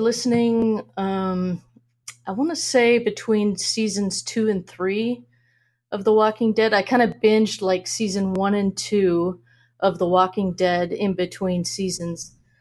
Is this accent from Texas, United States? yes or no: no; Minnesota, United States; moved away as an adult; also born or lived in Washington State; now in Arizona, United States; I, I grew up in Minnesota